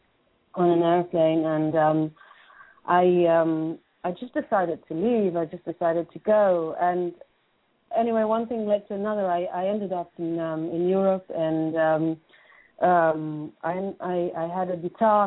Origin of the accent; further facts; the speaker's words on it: Israel; moved away as an adult; now in London, United Kingdom; I was brought up in Israel, born and brought up in Israel.